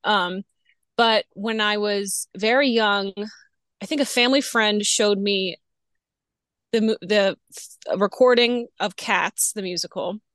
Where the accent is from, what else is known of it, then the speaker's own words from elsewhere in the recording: New Orleans, Louisiana, United States; moved away as an adult; also born or lived in Florida; I'm from New Orleans. Um, grew up there